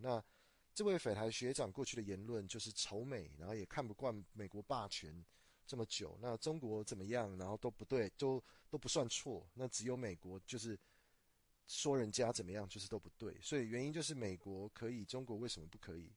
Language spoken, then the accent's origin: Chinese; Taiwan; 我是土生土长的台湾人